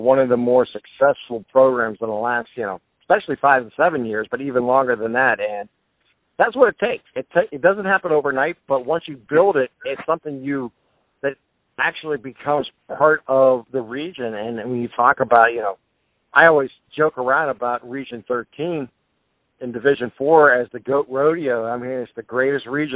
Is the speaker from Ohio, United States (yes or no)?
yes; Boardman, near Poland, Ohio, United States; I'm from Bourbon and Poland's our neighbor